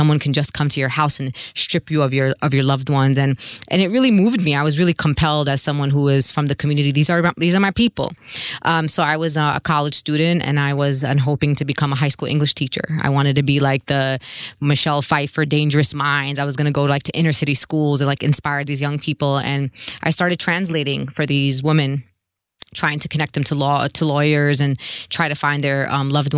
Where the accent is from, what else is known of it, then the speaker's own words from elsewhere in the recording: New York City, New York, United States; I'm born and raised in Brooklyn